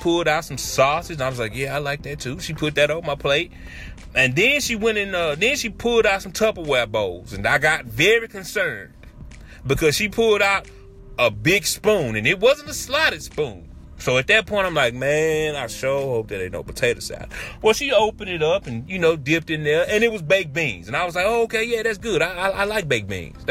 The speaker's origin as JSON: {"language": "English", "town": "Shreveport", "region": "Louisiana", "country": "United States", "said": "I'm from the South. I'm from Shreveport, Louisiana."}